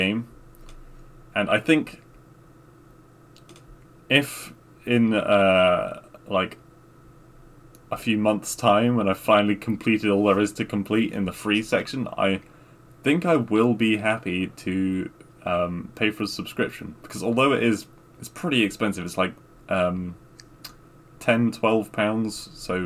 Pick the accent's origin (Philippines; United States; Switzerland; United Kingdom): United Kingdom; England; we just say in England